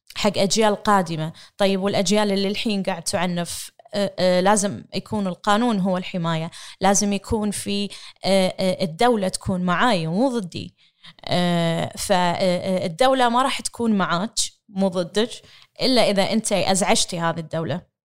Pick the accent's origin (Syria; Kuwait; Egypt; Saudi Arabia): Kuwait; امرأة كويتية أحمل الجنسية الكويتية